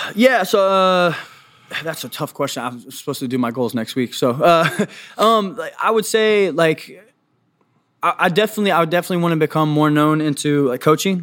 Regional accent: Washington, D.C. area, Northern Virginia, United States; now in Kansas City, United States; I'm from Northern Virginia, Washington, D C area

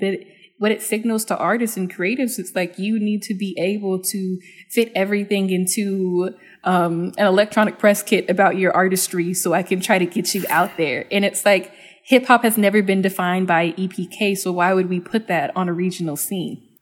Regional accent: Dallas, Texas, United States; I'm from Dallas

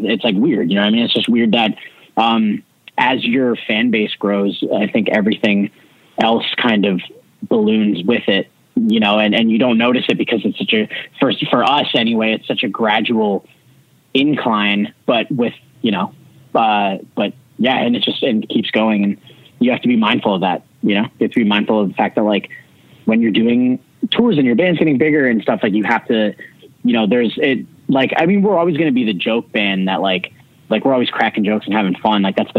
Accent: Canada; we weren't a very known band, especially being like Canadian and coming from like, you know, and then just starting to break into the United States.

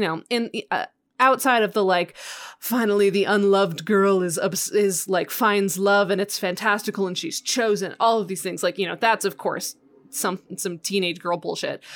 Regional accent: Western Colorado, United States; I grew up in Western Colorado. Like I'm right next to Utah

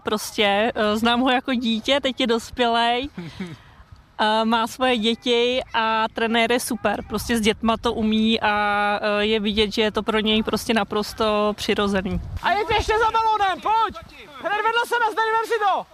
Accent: Tuchlovice, Central Bohemian Region, Czechia; jsme tady všichni, nebo většina rodilí Tuchlovi, eh, z Tuchlovic

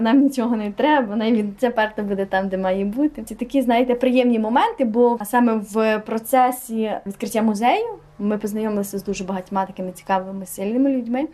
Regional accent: Hutsulshchyna, Ukraine; ми її гуцули

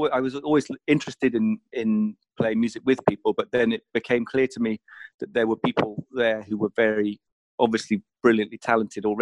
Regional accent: Southampton, South East England, United Kingdom; I had lived next door to a drummer when we were growing up in Southampton

